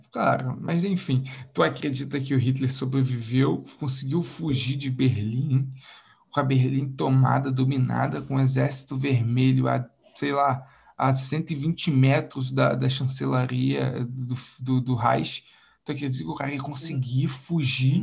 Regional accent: Macaé, Rio de Janeiro, Brazil; aqui na minha região, no sudeste aqui, uh, no interior do Rio, como se ninguém soubesse que eu sou de Macaé

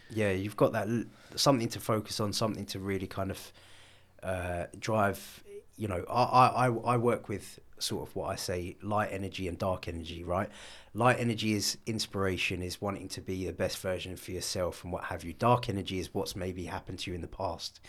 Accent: London, United Kingdom; I grew up in North London.

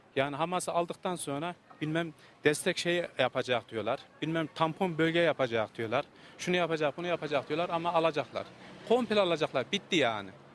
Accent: Kayseri Province, Turkey; Bir Kayserili olarak yani yerli olarak her zaman varız

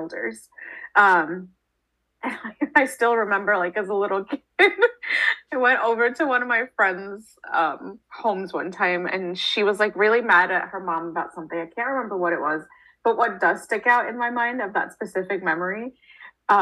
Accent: United States; growing up in the States, for me, I was never Indian enough for the Indian people

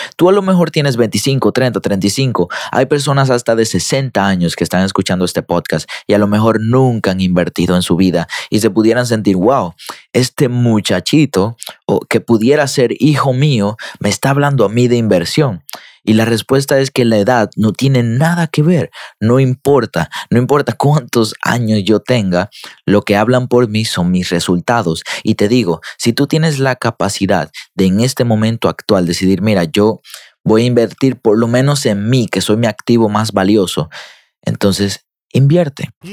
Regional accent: Dominican Republic; yo soy dominicano

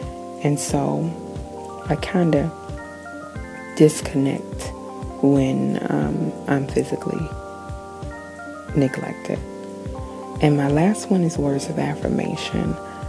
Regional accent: New Zealand; I am Kiwi.

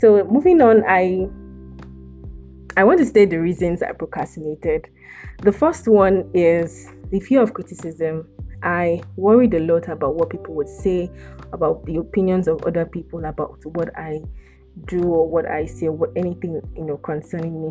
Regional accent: South West Nigeria, Nigeria; I am from West Africa, Nigeria to be precise, and I am from the southwestern part of Nigeria.

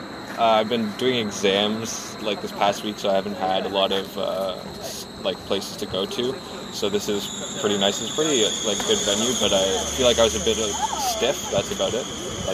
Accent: Ottawa, Ontario, Canada; moved away as an adult; I'm actually originally from Ottawa. I'm just going here for school

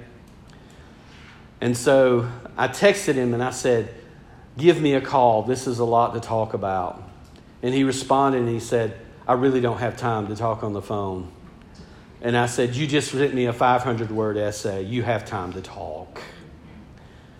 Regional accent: Georgia, United States; I'm from Georgia

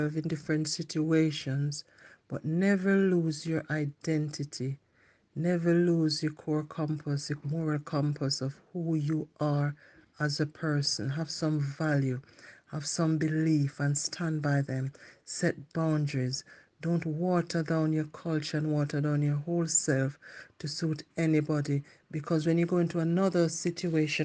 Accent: Jamaica; accent: Jamaican; moved away; I try to keep my Jamaican accent as much as I can

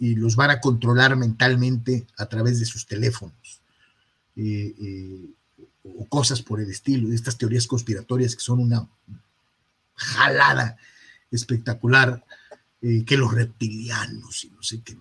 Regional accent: Guadalajara, Jalisco, Mexico; moved away; allá en mi rancho, en Guadalajara, Jalisco

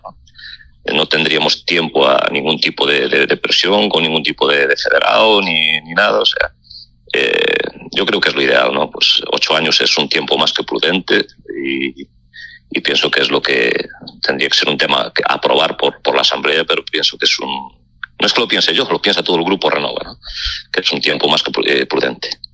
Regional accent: Lalín, Galicia, Spain; que soy de Lalín

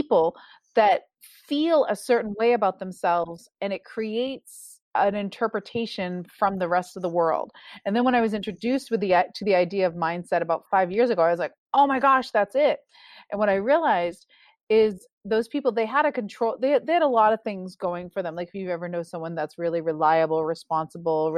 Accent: Newburyport, Massachusetts, United States; moved away as an adult; now in West Coast, United States; I'm from Newburyport, Massachusetts. I grew up and I never thought I would live outside of New England.

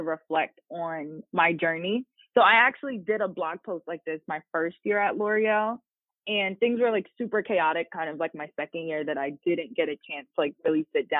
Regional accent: New Jersey, United States; I'm from New Jersey, born and raised in Jersey, went to college in New Jersey, still live in New Jersey

